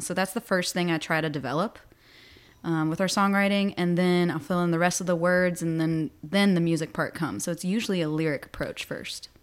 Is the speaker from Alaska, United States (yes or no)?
no; Botetourt County, near Roanoke, Southwest Virginia, United States; now in Richmond, United States; I'm not from Richmond. I'm from Southwest Virginia, outside of Roanoke.